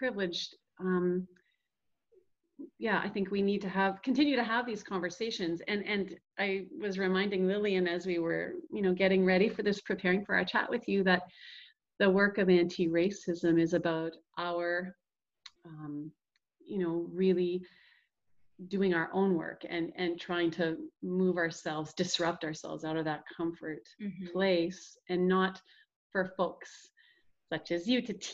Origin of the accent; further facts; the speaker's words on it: Ontario, Canada; I'm from Ontario